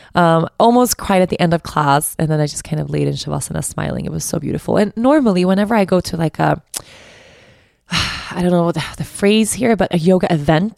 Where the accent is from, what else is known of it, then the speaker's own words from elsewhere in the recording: Stockholm, Stockholm County, Sweden; I'm from Stockholm, so I know the city really well